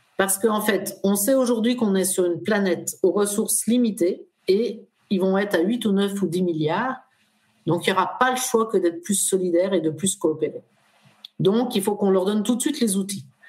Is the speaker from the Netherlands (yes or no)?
no; France; Nous, en France, on traverse.